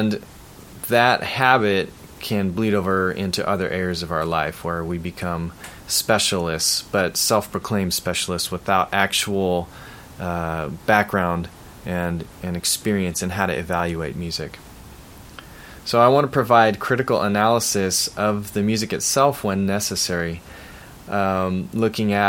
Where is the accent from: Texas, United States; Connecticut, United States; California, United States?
California, United States; Bay Area; growing up in the Bay Area